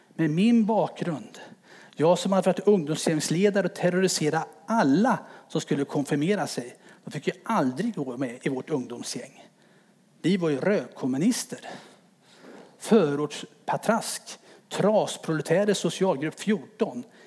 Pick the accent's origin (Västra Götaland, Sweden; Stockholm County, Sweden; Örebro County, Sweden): Örebro County, Sweden; Örebro; now in Timmersdala, Sweden; Född och uppväxt i Örebro i en fembarnsfamilj